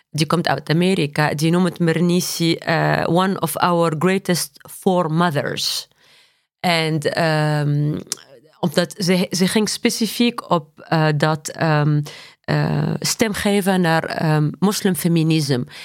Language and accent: Dutch; Tunisia; Dutch is a second language; moved away as an adult; also born or lived in Paris, France; now in Netherlands; ik ben geboren en getogen in Tunesië.